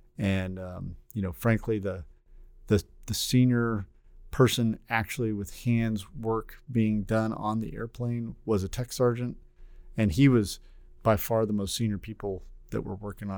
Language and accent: English; Texas, United States; also born or lived in Oklahoma; I am from Texas.